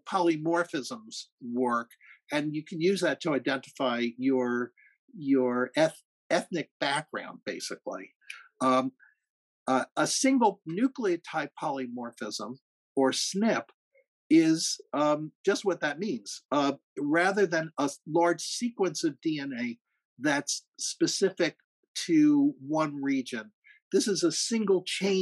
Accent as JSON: {"language": "English", "area": "Rockland County", "region": "New York", "country": "United States", "tie": "born or raised there", "said": "I grew up in Rockland County."}